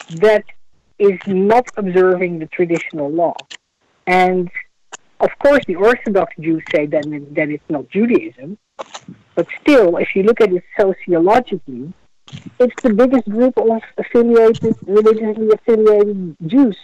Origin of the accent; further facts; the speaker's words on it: Netherlands; moved away as an adult; now in United States; as a child of Holocaust survivors, growing up in Holland